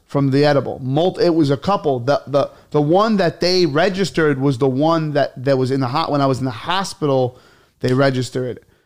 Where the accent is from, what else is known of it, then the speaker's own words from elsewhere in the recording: New York City, New York, United States; I'm from Bay Ridge. I was born in Bay Ridge.